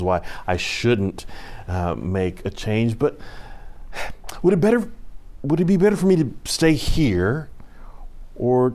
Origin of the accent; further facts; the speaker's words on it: Houston, Texas, United States; now in North Carolina, United States; I grew up in Houston, where you have a couple seasons